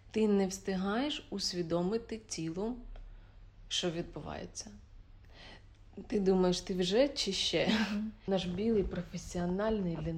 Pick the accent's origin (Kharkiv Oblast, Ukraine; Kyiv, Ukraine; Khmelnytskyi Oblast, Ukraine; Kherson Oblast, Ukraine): Khmelnytskyi Oblast, Ukraine; Khmelnytskyi; В моєму рідному місті Хмельницький.